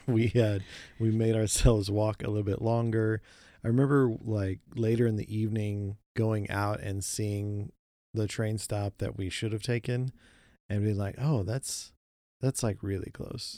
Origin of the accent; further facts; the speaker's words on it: Oklahoma, United States; we grew up in Oklahoma